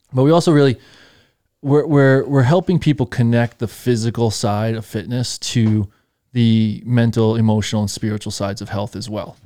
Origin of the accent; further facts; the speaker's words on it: Patchogue, New York, United States; I'm from Patchogue